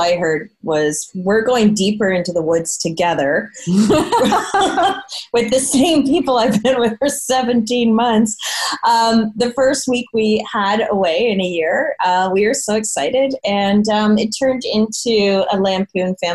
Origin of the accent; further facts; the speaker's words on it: Burlington, Ontario, Canada; shout out to my hometown. Brandt Arts is right up the street in Burlington from my house where my parents still live and where I grew up